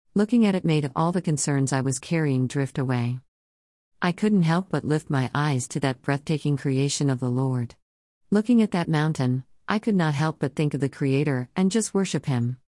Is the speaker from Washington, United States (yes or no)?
yes; Whidbey Island, Washington, United States; I was fortunate to be born in Washington State. I grew up on Whidbey Island